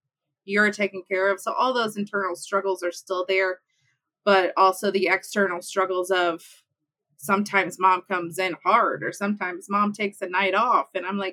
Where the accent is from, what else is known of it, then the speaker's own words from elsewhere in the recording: Midwest of the U.S., United States; I am born and raised in the Midwest of the U.S.